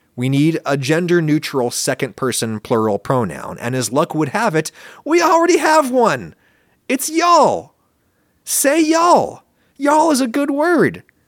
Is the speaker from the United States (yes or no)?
yes; central Pennsylvania, United States; accent: standard northern US English; moved away; When I grew up, uh, in central Pennsylvania, most people talked basically the way that I talk now.